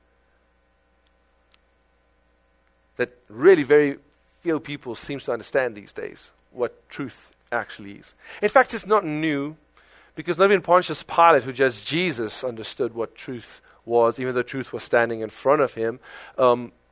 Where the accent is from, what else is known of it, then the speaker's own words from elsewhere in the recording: South Africa; accent: South African; now in United States; my South African accent